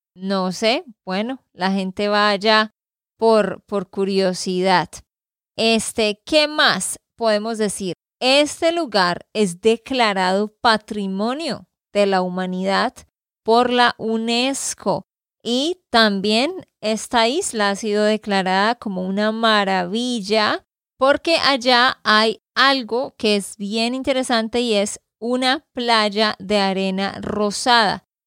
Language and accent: Spanish; Santander, Colombia; de Santander, Colombia